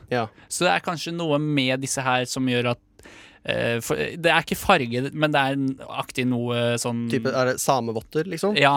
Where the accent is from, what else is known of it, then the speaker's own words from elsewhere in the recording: Drammen, Buskerud, Norway; Det er en dame fra Drammen, eh, faktisk mitt, min hjemby.